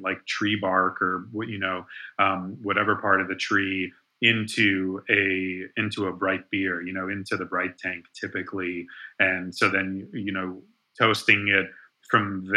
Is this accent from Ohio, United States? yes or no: yes; Ohio, United States; now in North Carolina, United States; I grew up in Ohio